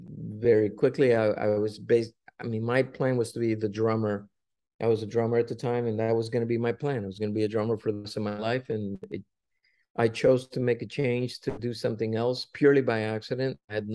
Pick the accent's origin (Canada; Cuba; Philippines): Cuba; now in United States; when we came from Cuba, we were forced to go to Mexico first. And of course, when we left Cuba, we had nothing, because Castro took everything from us.